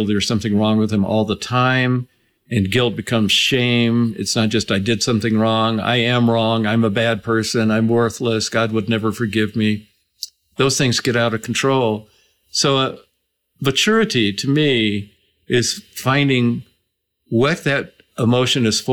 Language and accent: English; Atlanta, Georgia, United States; growing up in Atlanta, Georgia, in the 1960s